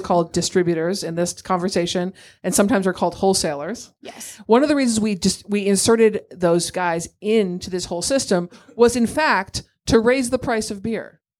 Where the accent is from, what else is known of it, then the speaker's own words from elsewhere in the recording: Massachusetts, United States; now in New York City, United States; I grew up in Massachusetts and I live in New York City.